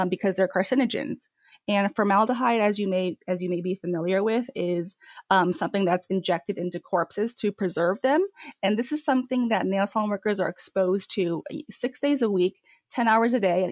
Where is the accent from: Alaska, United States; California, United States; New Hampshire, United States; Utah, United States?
California, United States; Westminster; I grew up in Little Saigon, Orange County, which is home to the largest Vietnamese population in the U.S.